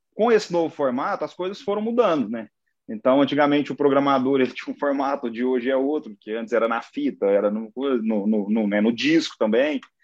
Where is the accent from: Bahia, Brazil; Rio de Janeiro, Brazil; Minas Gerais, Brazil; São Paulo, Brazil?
Minas Gerais, Brazil; Uberlândia; minha família é de Monte Carmelo, mas eu nasci já em Uberlândia